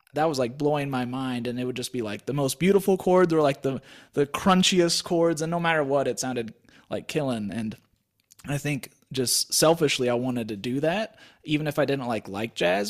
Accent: Wichita, Kansas, United States; moved away; also born or lived in Colorado; I grew up in Wichita, Kansas

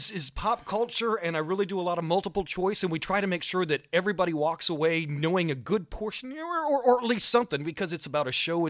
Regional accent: Augusta, Georgia, United States; I am from Augusta, Georgia

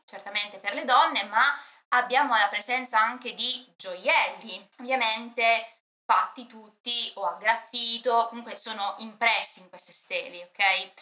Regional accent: Apulia, Italy; è nata in Puglia, principalmente nei territori di cui parliamo stasera

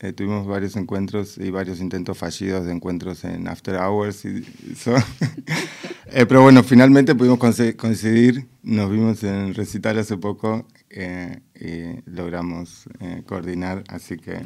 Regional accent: Buenos Aires, Argentina; now in Berlin, Germany; vos sos porteña como yo

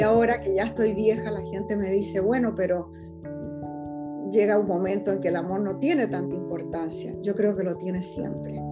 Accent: Chile; moved away as an adult; now in California, United States; soy profundamente chilena

